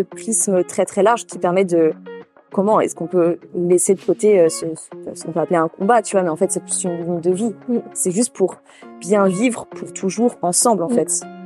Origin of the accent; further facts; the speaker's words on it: Île d'Oléron, Nouvelle-Aquitaine, France; moved away; pour moi, c'est le d'Oléron